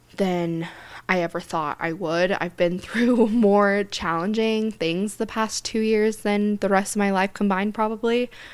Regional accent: Centerville, Utah, United States; also born or lived in Draper, Utah; I grew up in Centerville, Utah

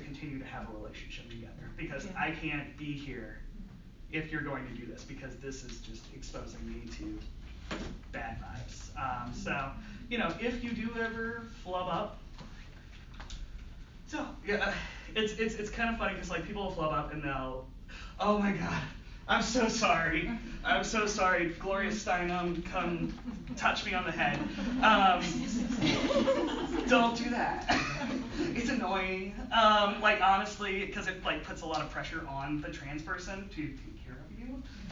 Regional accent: Southern Virginia, United States; I grew up in Southern Virginia, right on the North Carolina line.

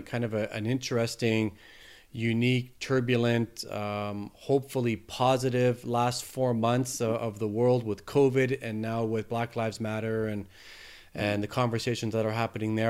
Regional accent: Canada; I'm Canadian

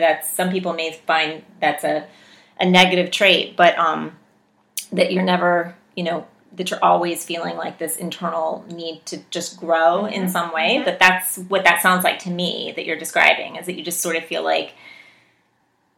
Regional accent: West Virginia, United States; moved away; I grew up in West Virginia

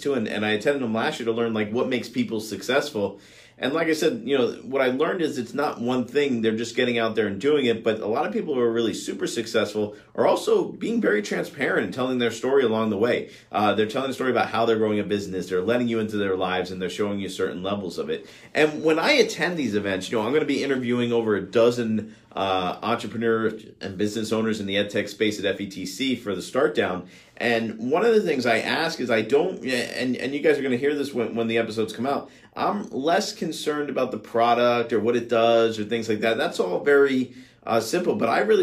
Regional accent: Miami, Florida, United States; my hometown in Miami

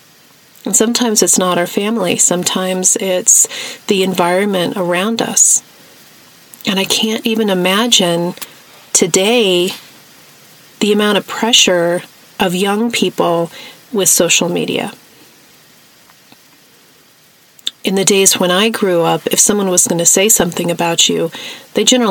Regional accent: New Mexico, United States; the hippie life that I grew up with in New Mexico

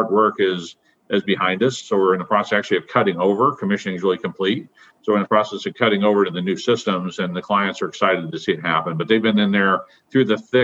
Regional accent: Omaha, Nebraska, United States; I was born and raised in Omaha

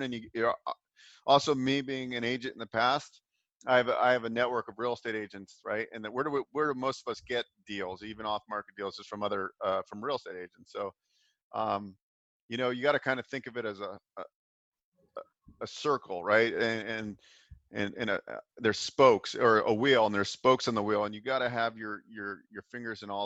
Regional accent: Bay Area, California, United States; I grew up in the Bay Area

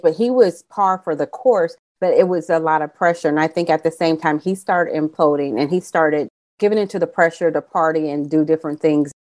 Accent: California, United States; I'm from California

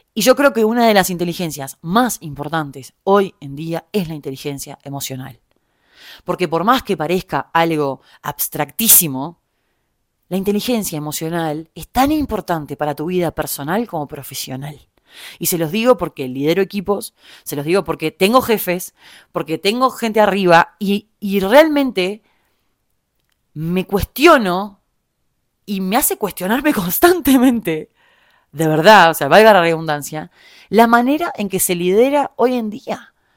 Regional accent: Uruguay; moved away as an adult; also born or lived in Germany / Argentina; now in Mexico; soy uruguaya

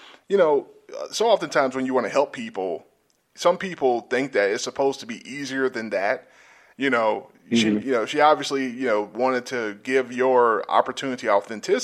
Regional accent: South Georgia, United States; moved away; I'm from South Georgia

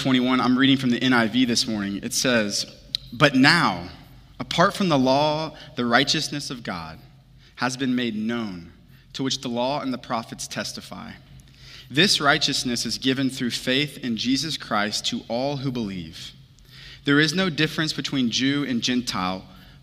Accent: Houston, Texas, United States; moved away; I'm from Houston originally

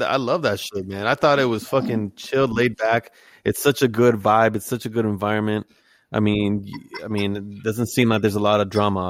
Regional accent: Tri-Cities, British Columbia, Canada; moved away as an adult; also born or lived in El Salvador (ancestry); now in Seattle, United States; he's originally from where we grew up in the Tri-Cities.

